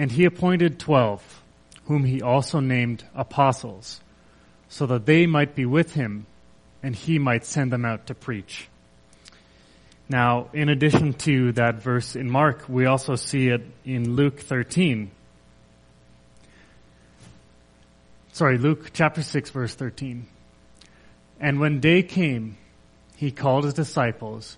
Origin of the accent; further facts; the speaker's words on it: Kelowna, British Columbia, Canada; I grew up in Kelowna, BC